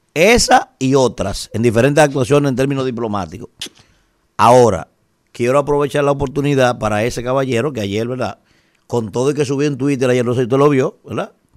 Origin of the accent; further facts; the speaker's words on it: Dominican Republic; soy dominicano